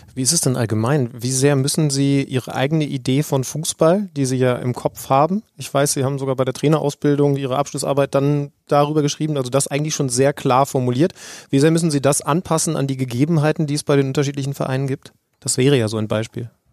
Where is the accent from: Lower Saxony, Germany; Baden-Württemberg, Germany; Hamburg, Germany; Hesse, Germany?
Lower Saxony, Germany; Wolfsburg area; Ich bin in der Gegend aufgewachsen